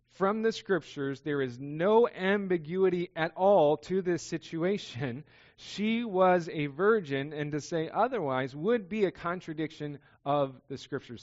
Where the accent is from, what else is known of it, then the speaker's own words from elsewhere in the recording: Southern California, United States; I grew up in Southern California.